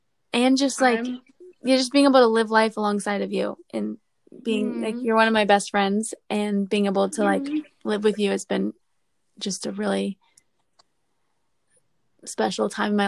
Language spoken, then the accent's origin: English; Orlando, Florida, United States; also born or lived in Virginia, United States; I'm from Orlando, Florida. I was born in Virginia, and then I moved to Orlando when I was 4. I grew up in Orlando with my family.